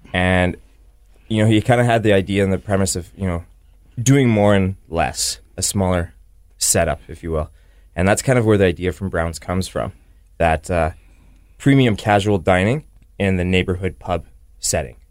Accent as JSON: {"language": "English", "town": "Winnipeg", "region": "Manitoba", "country": "Canada", "tie": "born or raised there", "said": "I am, you know, born and raised in Winnipeg, yeah, on the Transcona side"}